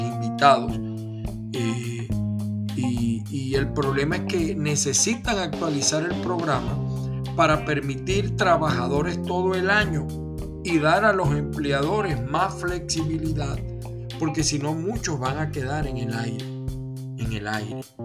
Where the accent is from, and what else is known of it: Venezuela; now in United States